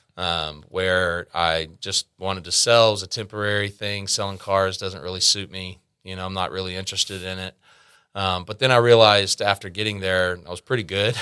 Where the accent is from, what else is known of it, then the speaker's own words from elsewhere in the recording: Arlington, Texas, United States; also born or lived in Grand Prairie, Texas; I'm from here, from Arlington. I, uh, was born in Arlington. I did, uh, move away from Arlington for four years during high school, about twenty minutes down the road into Grand Prairie, next town over